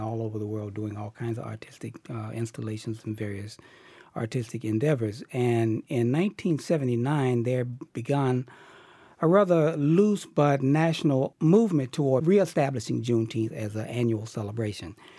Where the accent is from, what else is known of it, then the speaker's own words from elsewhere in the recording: Chicago, Illinois, United States; moved away as an adult; now in Boston, United States; I grew up in Chicago